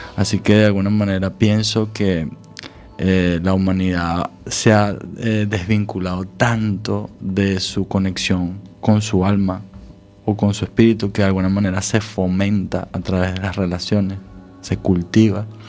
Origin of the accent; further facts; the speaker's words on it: Venezuela; also born or lived in Scandinavia; now in Galicia, Spain; de mi país de origen, de Venezuela